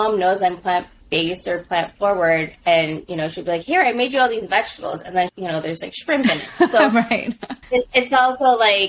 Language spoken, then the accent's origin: English; Philippines; And being Filipino, especially like in our household, vegetables were like the lowest of priority.